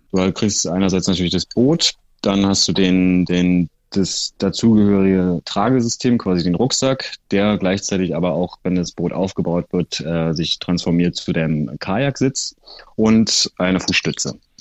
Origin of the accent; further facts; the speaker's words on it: Berlin, Germany; ich bin so ein klassischer Berliner